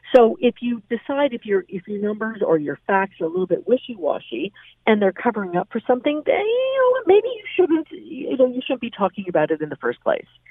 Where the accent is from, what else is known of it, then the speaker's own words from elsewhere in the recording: Canada; I, as a Canadian